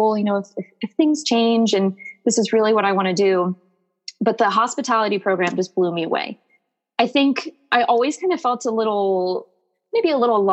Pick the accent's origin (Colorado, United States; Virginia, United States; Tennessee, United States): Virginia, United States; now in Miami, United States; I grew up in Virginia